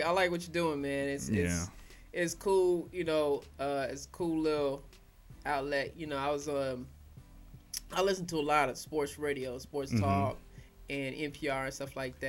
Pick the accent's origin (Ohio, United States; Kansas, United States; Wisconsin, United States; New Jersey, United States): Kansas, United States; I'm from Kansas, man.